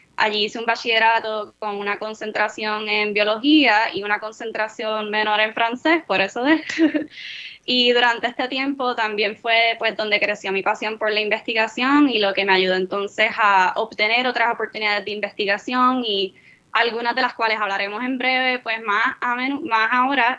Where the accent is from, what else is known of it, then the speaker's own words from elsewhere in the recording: San Juan, Puerto Rico; me crié en San Juan